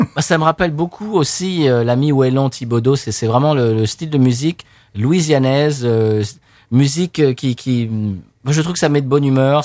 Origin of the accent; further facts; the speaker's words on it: Seine-et-Marne, Île-de-France, France; Je suis né en Seine-et-Marne